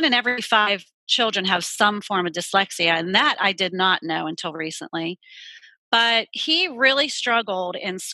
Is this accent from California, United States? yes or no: no; Pittsburgh, Pennsylvania, United States; now in Charlotte, United States; I'm not originally from here. I'm originally from Pittsburgh, Pennsylvania. But I've been down here for 20 years.